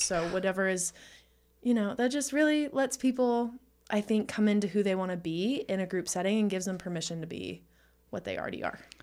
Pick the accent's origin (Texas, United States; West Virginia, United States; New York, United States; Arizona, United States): Texas, United States; I am from Texas